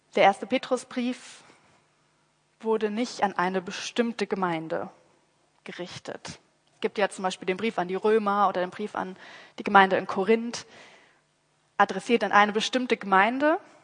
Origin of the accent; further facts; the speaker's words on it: Rhineland, Germany; ich mit meiner rheinländischen Mentalität